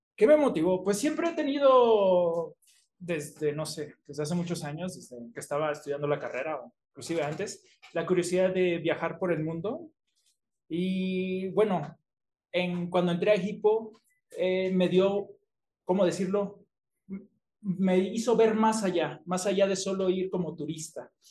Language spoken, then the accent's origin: Spanish; Mexico; also born or lived in Tamaulipas, Mexico / Coahuila, Mexico / Acapulco, Guerrero, Mexico; now in Mexico City, Mexico; nací en Tamaulipas, pero me crié en Coahuila y en Acapulco y ya llevo un rato viviendo aquí en la Ciudad de México